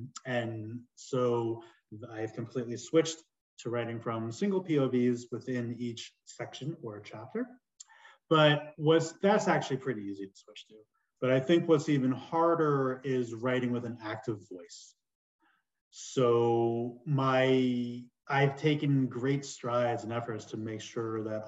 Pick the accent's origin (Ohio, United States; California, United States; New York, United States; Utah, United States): New York, United States; New York City; moved away; I'm originally from New York